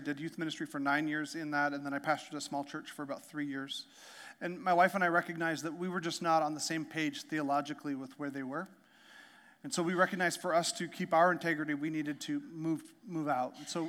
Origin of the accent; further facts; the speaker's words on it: Canada; also born or lived in Alaska; I'm from Canada. I'm from Canada and Alaska